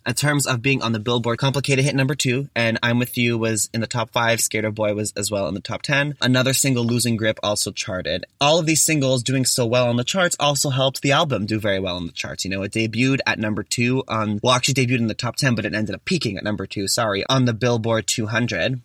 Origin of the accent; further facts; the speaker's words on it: Toronto, Ontario, Canada; I'm actually from Toronto